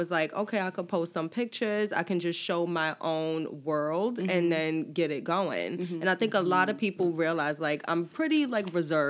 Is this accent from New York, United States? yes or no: yes; New York City, New York, United States; I'm from Harlem